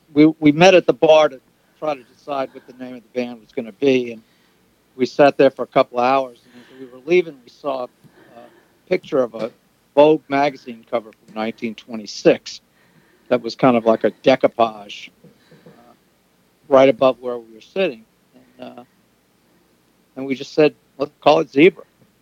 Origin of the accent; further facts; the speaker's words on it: New Orleans, Louisiana, United States; moved away as an adult; now in New York, United States; Yeah, we're from New Orleans.